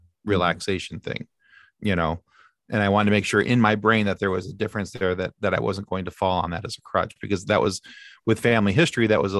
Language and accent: English; Ireland; I'm like, however, I am Irish and I don't have a problem talking. We talk like the devil.